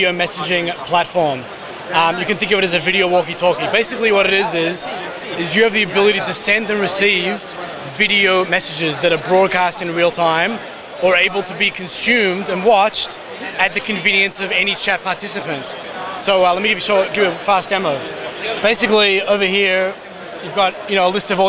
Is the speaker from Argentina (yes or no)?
no; Australia; now in Israel; I'm from Australia originally.